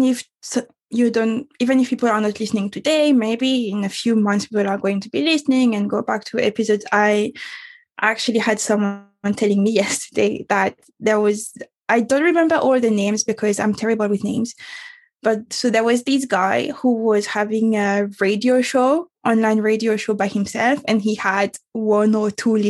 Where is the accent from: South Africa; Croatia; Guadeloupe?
Guadeloupe; moved away as an adult; also born or lived in Paris; I moved from Guadeloupe, which is my island, best island on earth.